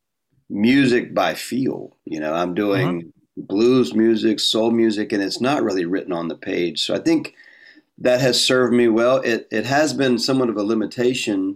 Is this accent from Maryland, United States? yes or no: no; North Carolina, United States; moved away as an adult; also born or lived in Austin, Texas; now in Florida, United States; I was raised in North Carolina, outside of Elon College